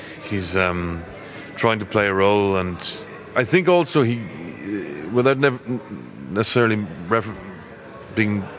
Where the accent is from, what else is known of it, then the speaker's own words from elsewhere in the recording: Belturbet, Ulster, Ireland; I shot it in my hometown. I'm from Belturbet, County Cavan, so those rivers and lakes are all where I grew up